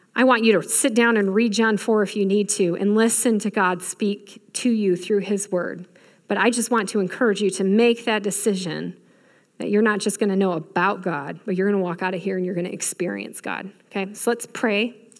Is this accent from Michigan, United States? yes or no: yes; Michigan, United States; I grew up in Michigan